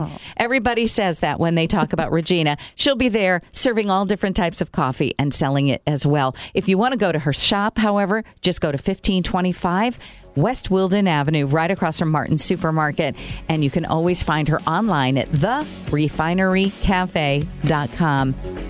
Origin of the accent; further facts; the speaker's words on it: Brazil; English is a second language; And I have loved it my whole life growing up in Brazil, where it truly is a staple. And, you know, little kids drink coffee in Brazil.